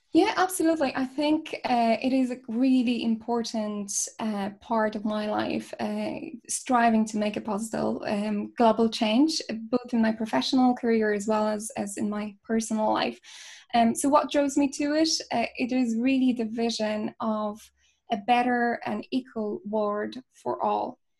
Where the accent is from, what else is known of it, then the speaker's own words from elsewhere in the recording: Poland; moved away as an adult; now in Ireland; I'm originally from Poland